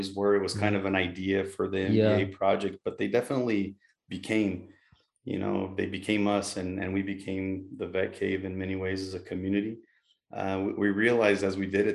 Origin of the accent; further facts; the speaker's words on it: Brazil; also born or lived in Mexico / Utah, United States; now in United States; I'm originally from Brazil